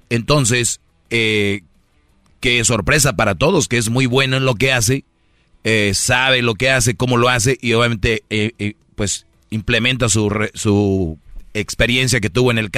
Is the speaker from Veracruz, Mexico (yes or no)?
no; Monterrey, Nuevo León, Mexico; Eh, soy de Monterrey, está muy cerquita ahí, Torreón.